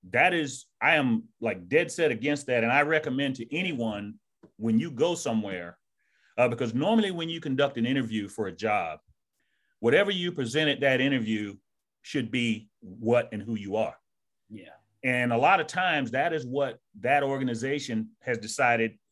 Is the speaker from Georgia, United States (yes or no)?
yes; Georgia, United States; this is not how I spoke when I was a, a young man growing up in Georgia. I, I used a lot of slang. Yeah. You know, from the South, man.